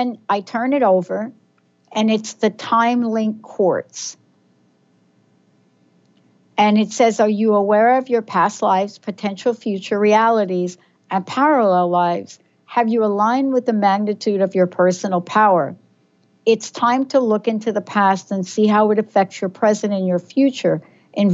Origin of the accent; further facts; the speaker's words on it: New York City, New York, United States; from the Bronx